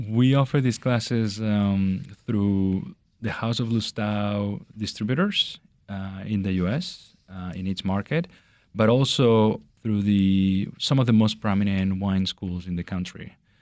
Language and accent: English; Barcelona, Catalonia, Spain; moved away as an adult; also born or lived in New York / Los Angeles / Las Vegas; being from Barcelona, having, uh, had spent, like, maybe, you know, just a year in New York, uh, and then moving to Los Angeles